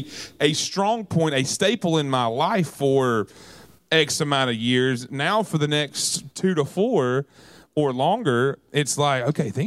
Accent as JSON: {"language": "English", "region": "the South", "country": "United States", "said": "as a Southerner"}